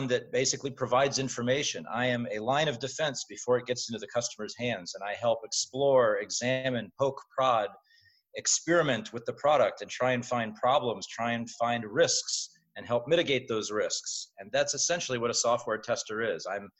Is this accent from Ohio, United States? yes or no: yes; Central Ohio, United States; Born and raised in Central Ohio